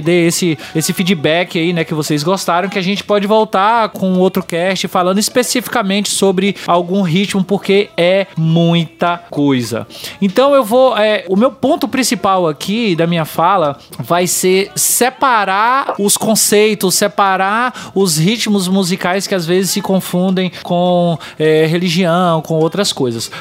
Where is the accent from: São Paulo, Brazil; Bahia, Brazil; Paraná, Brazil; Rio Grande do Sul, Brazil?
Bahia, Brazil; Para falar da minha terra. Vai, Bahia!